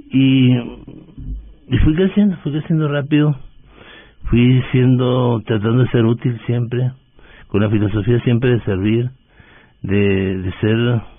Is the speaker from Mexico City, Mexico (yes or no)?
no; Delicias, Chihuahua, Mexico; Yo soy un mexicano de origen humilde del norte de México, de Ciudad de Delicias, Chihuahua.